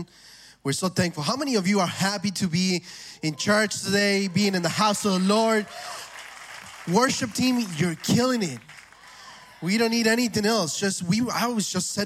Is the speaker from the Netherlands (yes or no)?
no; Argentina; moved away; I'm from Argentina